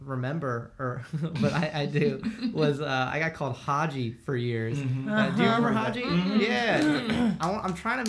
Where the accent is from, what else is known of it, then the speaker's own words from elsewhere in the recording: Alpharetta, Georgia, United States; I grew up in Alpharetta, Georgia, which is like the suburbs of Atlanta.